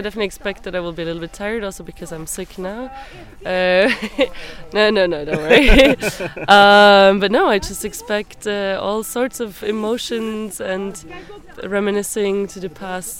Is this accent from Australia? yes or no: no; Switzerland; now in Germany; I'm from Switzerland, so I do a lot of mountaineering. Just I cannot do it now as much as I used to when I lived there.